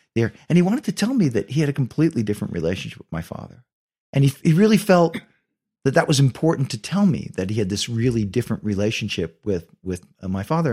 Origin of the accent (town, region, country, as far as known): Ridgefield Park, New Jersey, United States; born or raised there; also born or lived in Bronx, New York / Rutherford, New Jersey